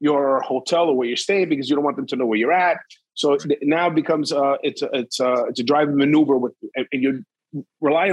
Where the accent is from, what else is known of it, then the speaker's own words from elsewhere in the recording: New York, United States; I grew up in New York